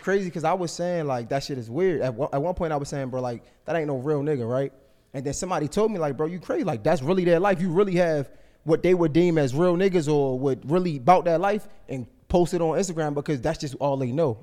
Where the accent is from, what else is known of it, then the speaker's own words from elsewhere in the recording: Baltimore, Maryland, United States; I'm from West Baltimore